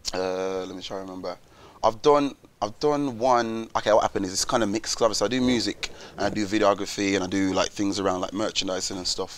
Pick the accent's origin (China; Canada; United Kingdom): United Kingdom; Wolverhampton, West Midlands; I'm from Wolverhampton when you come from a place like Wolves, it's so small, everyone knows each other.